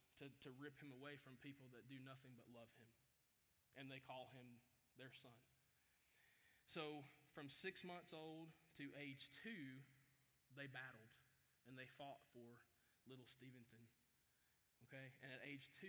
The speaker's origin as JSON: {"language": "English", "town": "Chattanooga", "region": "Tennessee", "country": "United States", "tie": "born or raised there", "said": "I grew up in Chattanooga, Tennessee, by the way, right outside of Chattanooga"}